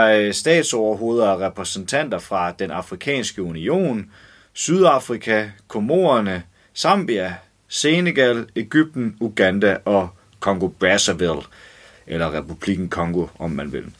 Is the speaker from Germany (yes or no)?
yes; Germany; now in Denmark; en tysk kvinde, der er, jeg er vokset op i Tyskland